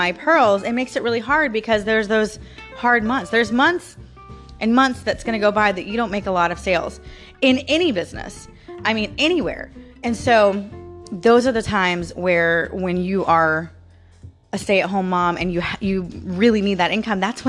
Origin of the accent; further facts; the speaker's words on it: St. Petersburg, Florida, United States; I was born and raised in Florida, right? I was born in St. Petersburg. I've lived in Florida my entire life